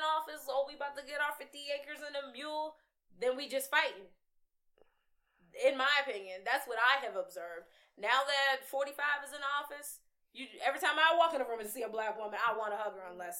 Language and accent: English; Virginia, United States; Just being from Virginia ain't enough for me to find another woman like me